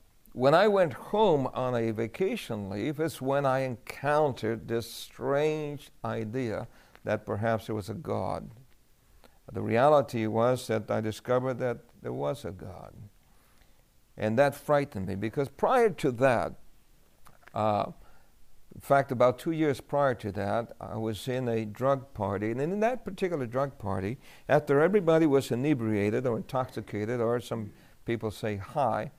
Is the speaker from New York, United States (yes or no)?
yes; New York City, New York, United States; we grew up in New York City